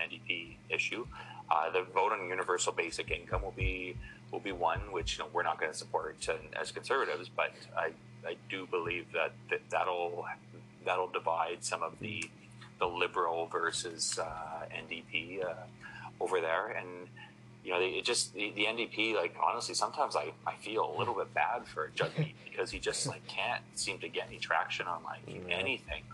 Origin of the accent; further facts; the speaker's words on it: Alberta, Canada; out here in Alberta, you know, we've lived and breathed that for my entire life